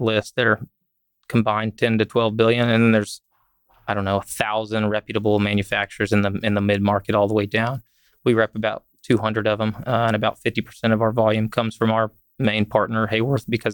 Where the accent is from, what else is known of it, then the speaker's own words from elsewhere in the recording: Fort Worth, Texas, United States; I grew up in Fort Worth